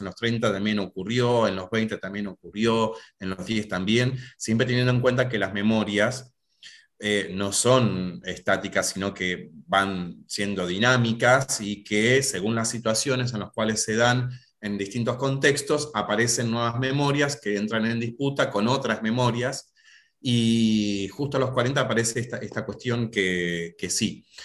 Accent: Tandil, Buenos Aires Province, Argentina; moved away as an adult; now in Buenos Aires, Argentina; soy profe de geografía de la ciudad de Tandil, hace unos pocos años que estoy viviendo en Buenos Aires

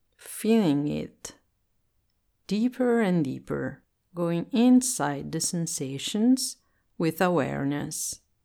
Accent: Italy; English is a second language

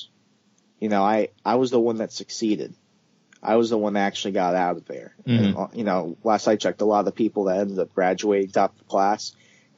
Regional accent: Arizona, United States; first language English; English is my only language, ma'am. I'm from Arizona. I was born in America.

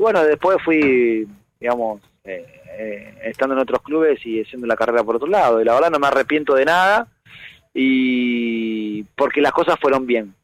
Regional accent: Buenos Aires, Argentina; Yo soy hincha de Platense desde chiquito porque nací en Saavedra

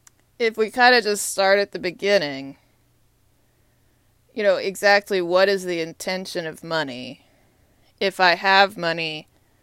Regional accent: Austin, Texas, United States; now in Washington, D.C., United States; I'm a Longhorn. Austin, Texas, is my hometown.

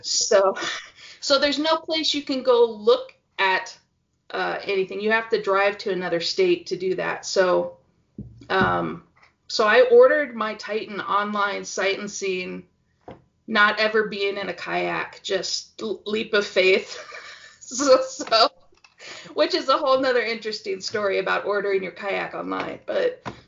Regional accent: Pacific Northwest, United States; now in Utah, United States; I'm from Pacific Northwest

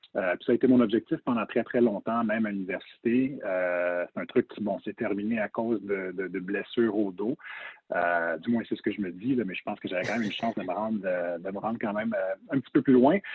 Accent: Montreal, Quebec, Canada; also born or lived in Toronto, Canada / United States; j'ai grandi à Toronto très jeune, mais à Montréal par la suite

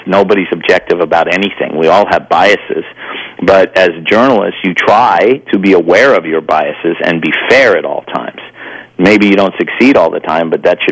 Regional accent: New York, United States; I grew up in New York

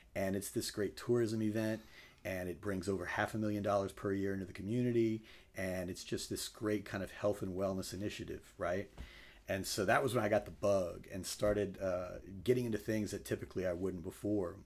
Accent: Crowley, Louisiana, United States; moved away as an adult; now in Lafayette, United States; grew up in Crowley, uh, came to Lafayette when I came to U L back in ninety-seven

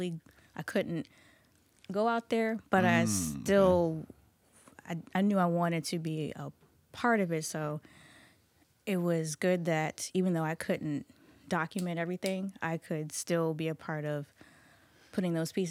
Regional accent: Goochland, Virginia, United States; So I grew up in Goochland.

